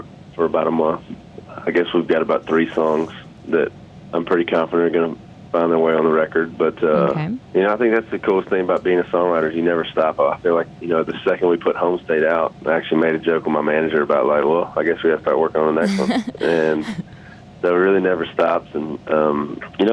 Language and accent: English; Louisiana, United States; growing up in Louisiana